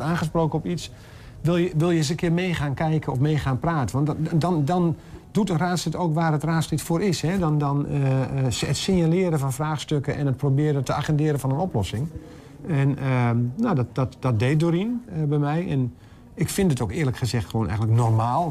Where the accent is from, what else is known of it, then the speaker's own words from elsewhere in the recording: Enter, Overijssel, Netherlands; also born or lived in Almelo; ik ben geboren en getogen in Enter, net eventjes verderop